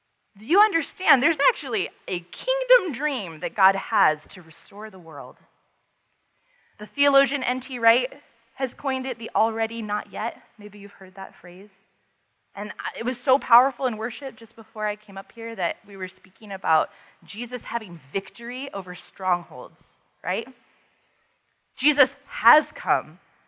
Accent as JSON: {"language": "English", "town": "Paris", "region": "Île-de-France", "country": "France", "tie": "born or raised there", "also_born_or_lived": "Amsterdam / Vienna", "said": "I was growing up in Europe at the time. My parents raised us overseas. I am not a military brat, and I'm not a missionary kid."}